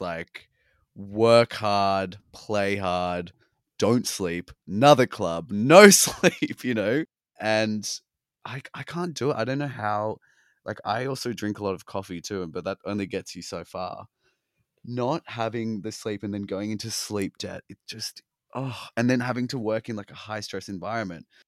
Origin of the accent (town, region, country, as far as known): Australia; accent: Australian; moved away as an adult; now in New York, United States